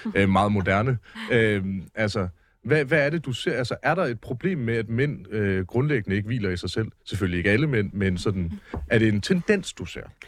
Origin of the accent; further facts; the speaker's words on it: Mårslet, Central Denmark Region, Denmark; der, hvor jeg kommer fra i Morslet, lidt uden for Aarhus